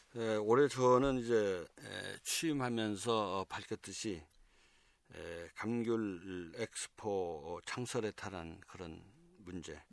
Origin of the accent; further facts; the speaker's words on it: Seogwipo, Jeju, South Korea; 저는 서귀포에서 나고 자란 음, 토박이입니다.